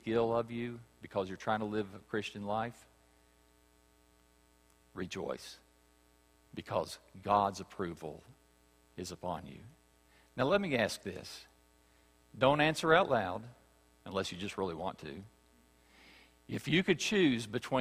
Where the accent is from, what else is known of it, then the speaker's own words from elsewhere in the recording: West Virginia, United States; I grew up in West Virginia.